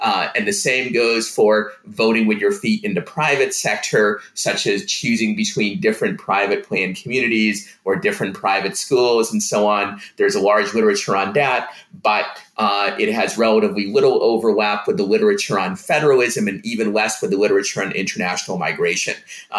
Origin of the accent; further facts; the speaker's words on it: Russia; English is a second language; now in United States; One that will jump out to most people is that I'm an immigrant myself. I'm from the Soviet Union, so I personally experienced the enormous benefits of foot voting